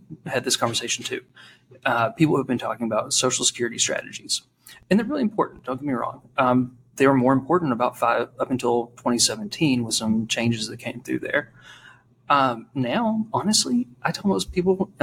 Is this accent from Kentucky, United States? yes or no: yes; Eastern Kentucky, United States; I'm from Eastern Kentucky